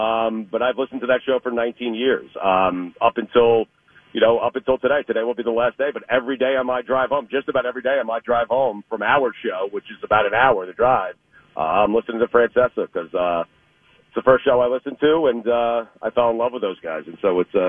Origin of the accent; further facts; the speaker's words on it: Long Island, New York, United States; I grew up in on Long Island, up in New York